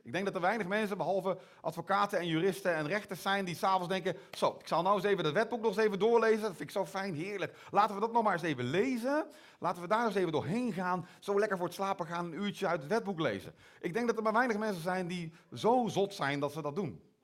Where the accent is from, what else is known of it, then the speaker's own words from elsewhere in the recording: Netherlands; accent: Hollandse tongval; now in Belgium; mijn Hollandse tongval